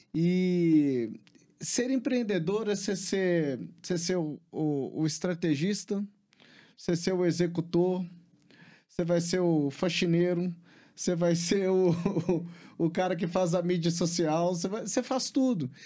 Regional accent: Belo Horizonte, Minas Gerais, Brazil; moved away as an adult; also born or lived in United States / England; eu sou de Belo Horizonte, nascido e criado aqui

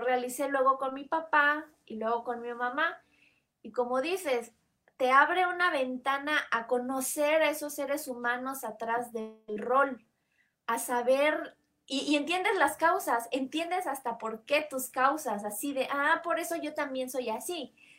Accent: Comitán, Chiapas, Mexico; allá en Comitán, de donde yo soy

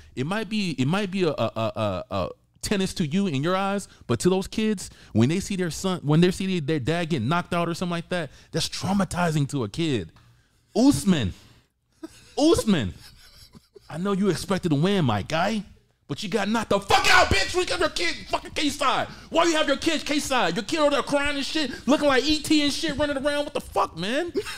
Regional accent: the South, United States; I'm from the South, right? So I pronounce my words different

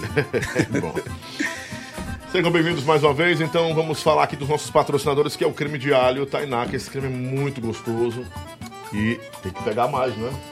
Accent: Northeast Brazil, Brazil; Eu sou nordestino, eu, eu, eu amo o Nordeste.

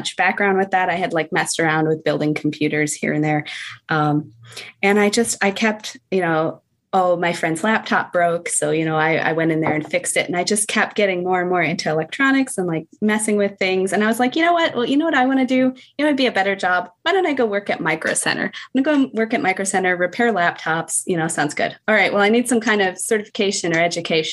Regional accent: Cleveland, Ohio, United States; moved away as an adult; also born or lived in Pennsylvania; I'm actually from Cleveland, Ohio

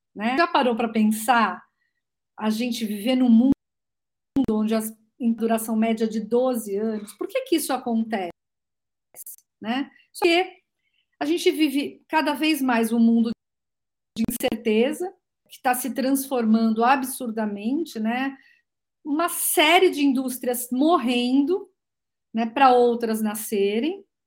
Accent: Santos, São Paulo, Brazil; sou nascida em Santos, tenho 52 anos, é, sou da praia

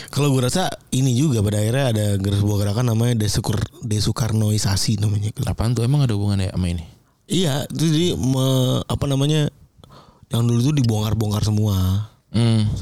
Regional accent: Bekasi, West Java, Indonesia; gua amat sangat pro orang Bekasi karena gua orang Bekasi ya

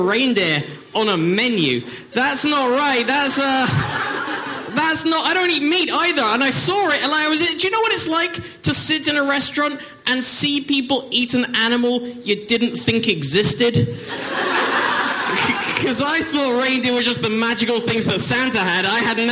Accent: Northwood, London, United Kingdom; moved away; I'm from England

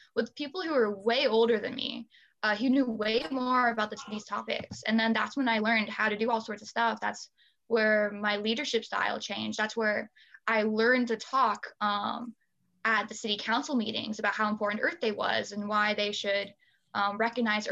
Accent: Bellevue, Nebraska, United States; I'm from Bellevue, Nebraska, and so it's a little bit south of Omaha. So I grew up in a suburb

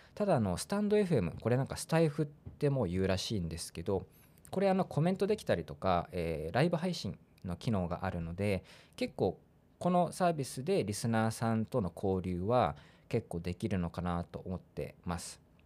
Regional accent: Funabashi, Chiba, Japan; moved away as an adult; also born or lived in Osaka; now in Fukuoka, Japan; 大阪で生まれて千葉県船橋市で育ちました

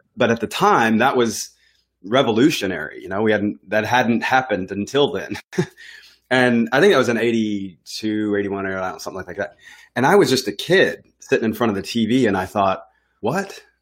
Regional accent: Nashville, Tennessee, United States; I'm from Nashville, and I was living in Nashville. I was, uh, I guess I was just fin-, finishing high school at the time

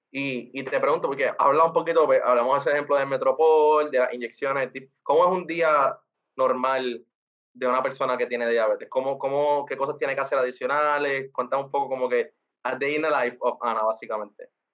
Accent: Puerto Rico

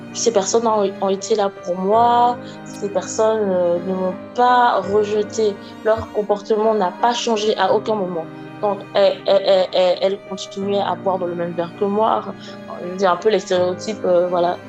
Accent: Côte d’Ivoire; also born or lived in near Lyon, France; now in France; je suis une Ivoirienne et je vis près de Lyon

